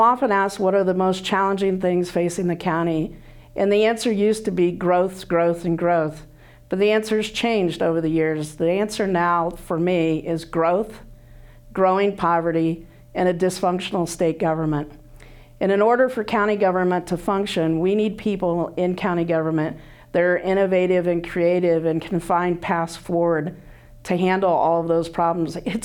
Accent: Illinois, United States; moved away as an adult; now in Iowa City, United States; I grew up in Illinois.

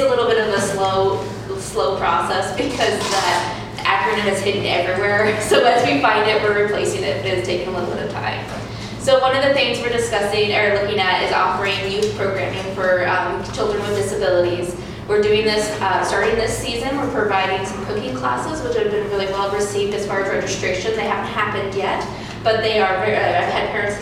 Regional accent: Iowa, United States; now in Iowa City, United States; I'm new to Iowa City. I'm from Iowa, but not Iowa City

